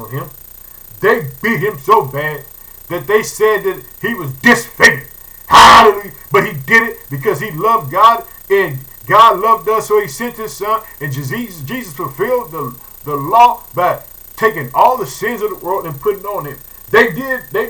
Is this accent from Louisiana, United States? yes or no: no; Illinois, United States; the country of Illinois, which is my home state. I live in the city of Chicago